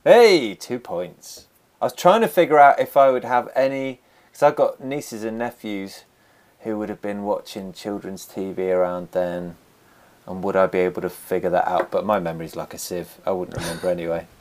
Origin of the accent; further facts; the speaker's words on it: Somerset, South West England, United Kingdom; I was born and raised in Somerset. I've, I've actually, I've moved around it, but I've never left it.